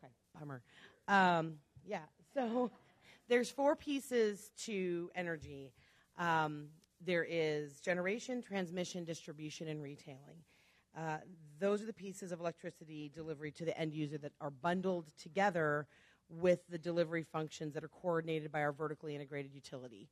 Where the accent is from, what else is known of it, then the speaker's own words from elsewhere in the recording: Chicago, Illinois, United States; now in Nevada, United States; I'm originally from Chicago